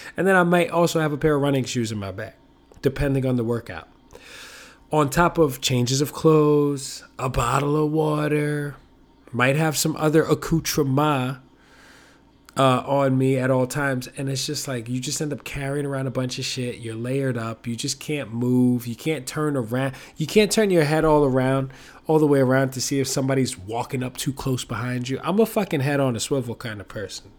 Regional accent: New York, United States; I'm a New Yorker

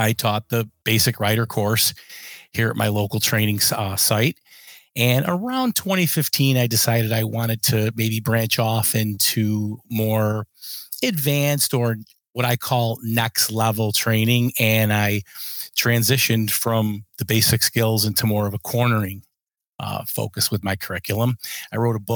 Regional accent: Rochester, New York, United States; I am from Rochester, New York, and I'm a cornering coach.

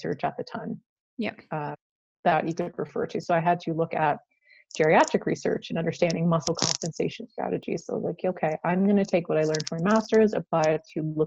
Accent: Prince Edward Island, Canada; moved away as an adult; also born or lived in Alberta; I came from Prince Edward Island, which is a small island in Canada.

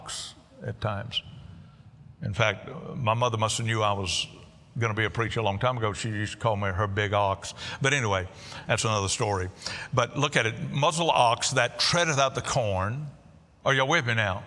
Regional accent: Cajun, Louisiana, United States; I'm a Cajun

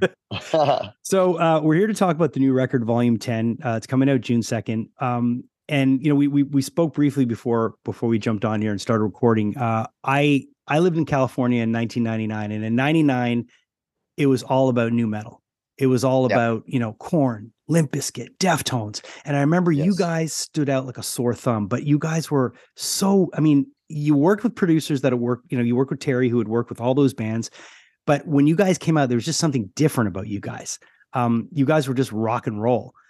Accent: Canada; also born or lived in Montreal; being a Canadian

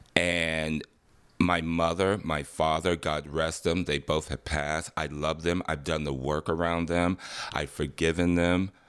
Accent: Detroit, Michigan, United States; I grew up in Detroit, Michigan, nineteen sixty-two

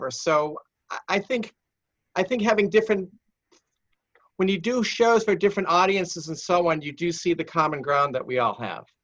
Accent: Boston, Massachusetts, United States; I grew up in Boston.

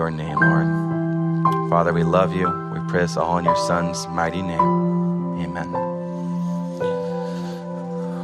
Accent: Oregon, United States; moved away; I'm from Oregon.

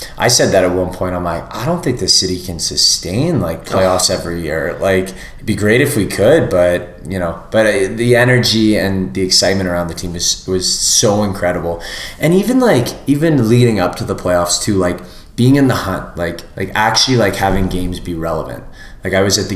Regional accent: Canada; as a Canadian

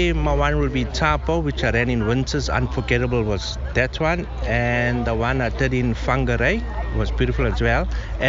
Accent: South Africa; moved away as an adult; now in Tauranga, New Zealand; Well, I'm actually originally from South Africa.

